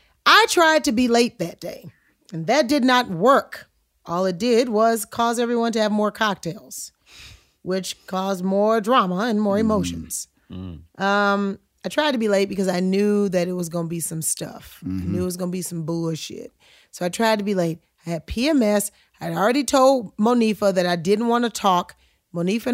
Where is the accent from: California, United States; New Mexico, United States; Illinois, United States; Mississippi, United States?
Illinois, United States; Chicago; I'm from Chicago